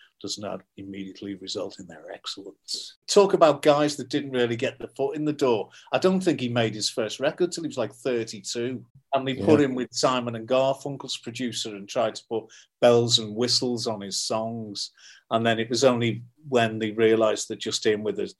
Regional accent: Liverpool, North West England, United Kingdom; I'm from Liverpool

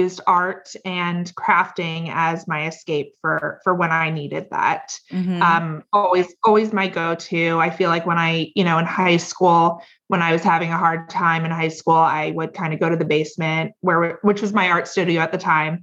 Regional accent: Potomac, Maryland, United States; moved away as an adult; also born or lived in New York City / Rockville, Maryland; we're from Potomac, Maryland, initially. Both my husband and I are

